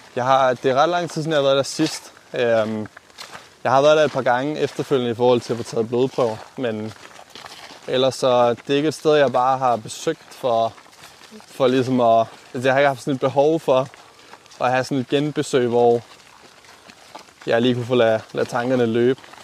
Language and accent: Danish; Aalborg, North Denmark Region, Denmark; moved away as an adult; also born or lived in Copenhagen; flyttet til den anden landet af, hvor jeg er opvokset øh, til Aalborg